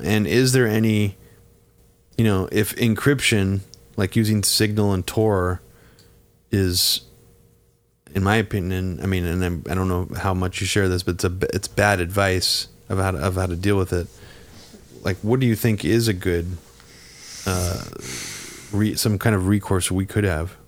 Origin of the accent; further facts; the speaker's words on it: Bay Area, California, United States; growing up in the Bay Area